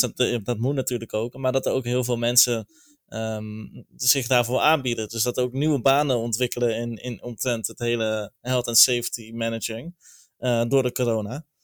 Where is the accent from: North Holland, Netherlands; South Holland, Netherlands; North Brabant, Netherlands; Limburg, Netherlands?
North Brabant, Netherlands; 's-Hertogenbosch; Ik kom zelf uit Zertogenbos